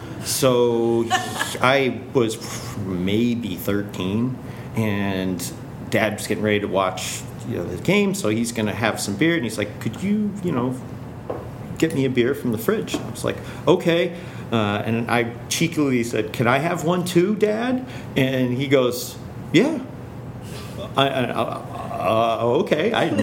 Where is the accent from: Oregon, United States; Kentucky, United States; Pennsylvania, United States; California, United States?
Pennsylvania, United States; Bellefonte; born there; I'm from Pennsylvania, Bellefonte, Pennsylvania is where I was born. So Central State. It's a town not too far away from State College. That's where my family partially is from.